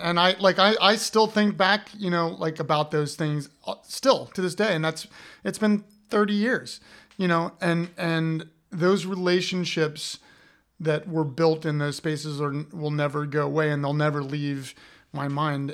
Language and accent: English; Columbus, Ohio, United States; I'm from Columbus, Ohio